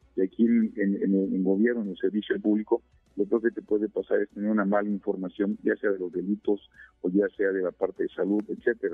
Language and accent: Spanish; Querétaro, Mexico; also born or lived in Orizaba, Veracruz, Mexico; Yo, yo nací en Orizaba, Veracruz, y, llegué a Querétaro a los nueve años